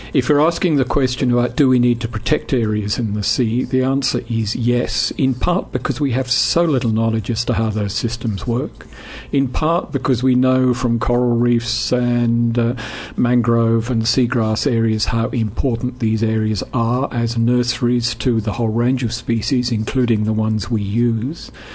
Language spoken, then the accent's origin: English; England, United Kingdom; I grew up in England